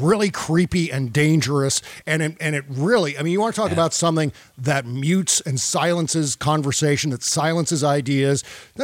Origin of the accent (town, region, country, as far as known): United States